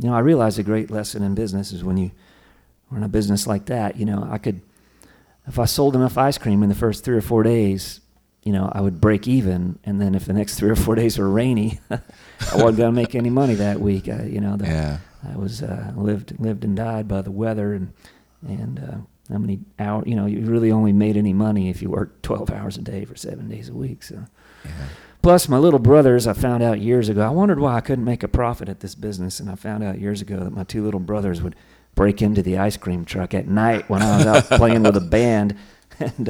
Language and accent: English; Maine, United States; moved away as an adult; also born or lived in Washington, D.C. / Northern Virginia / Portland, Maine; now in Austin, Texas, United States; then moved up to Maine and kind of grew up in Maine until through college and moved to Austin about 21 years ago.